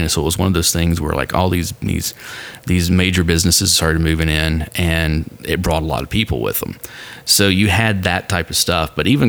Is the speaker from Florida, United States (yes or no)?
no; Nashville, Tennessee, United States; Like, oh, I'm from Nashville. Like, no, originally. I'm like, no, I'm from here.